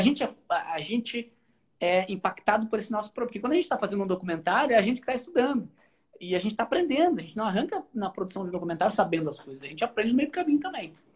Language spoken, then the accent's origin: Portuguese; Porto Alegre, Rio Grande do Sul, Brazil; no Rio Grande do Sul, sou, a gente é de Porto Alegre